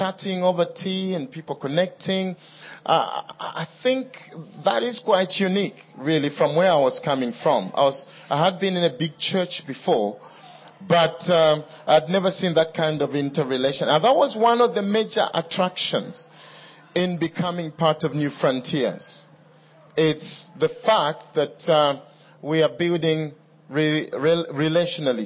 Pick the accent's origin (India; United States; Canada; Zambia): Zambia; Kitwe, Copperbelt Province; also born or lived in United Kingdom; now in Kitwe, Zambia; Kitwe, which is my hometown